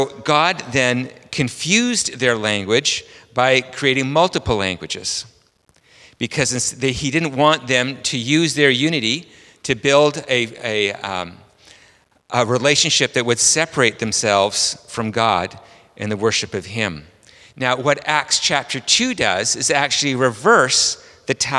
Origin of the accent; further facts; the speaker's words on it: Vancouver, British Columbia, Canada; I'm from Vancouver, Canada